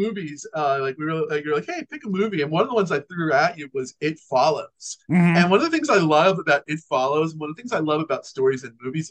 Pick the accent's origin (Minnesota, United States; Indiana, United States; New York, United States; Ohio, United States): New York, United States; as a New Yorker